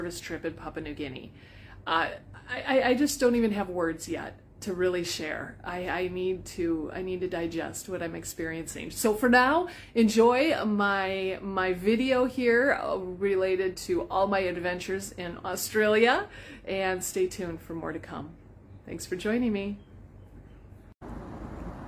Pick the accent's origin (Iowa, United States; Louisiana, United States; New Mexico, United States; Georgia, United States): Iowa, United States